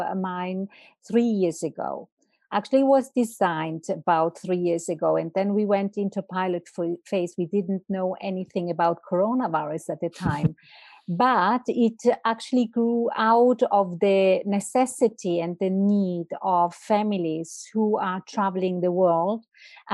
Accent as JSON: {"language": "English", "country": "Italy", "also_born_or_lived": "Milan, Italy / Switzerland", "moved": "as an adult", "lives_now": "Zurich, Switzerland", "said": "I'm not Swiss. I'm from Italy."}